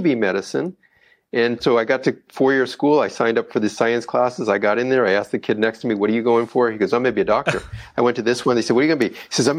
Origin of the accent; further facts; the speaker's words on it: Oxnard, California, United States; I'm born and raised in Oxnard, California.